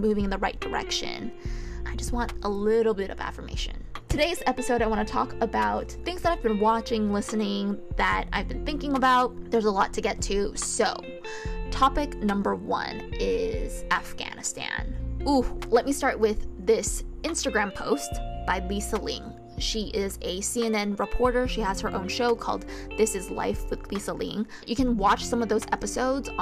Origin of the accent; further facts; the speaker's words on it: United States; even though I'm American, I never felt American enough